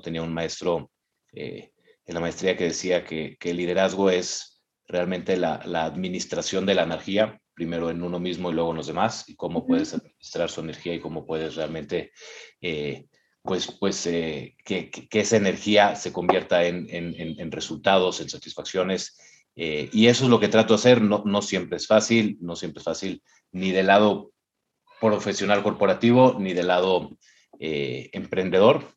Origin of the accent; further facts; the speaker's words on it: Mexico; moved away; soy mexicano, he vivido en, tres países, incluyendo México